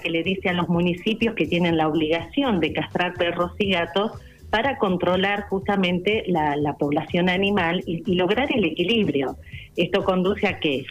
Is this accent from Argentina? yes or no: yes; Carhué, Buenos Aires Province, Argentina; yo soy de Carué, pertenezco al grupo de provincia, en, provincia de Buenos Aires